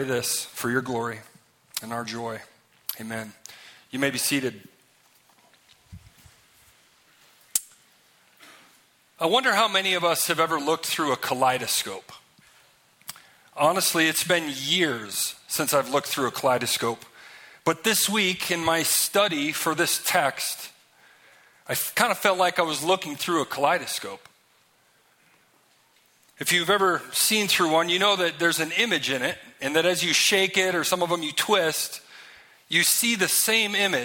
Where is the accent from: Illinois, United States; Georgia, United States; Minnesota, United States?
Minnesota, United States; I'm from Minnesota